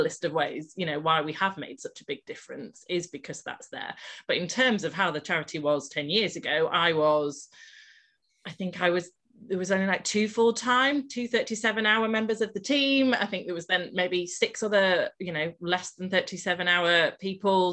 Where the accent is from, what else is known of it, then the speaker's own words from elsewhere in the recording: Malton, Yorkshire and the Humber, United Kingdom; also born or lived in south of England; I moved back up to Malton, which is my hometown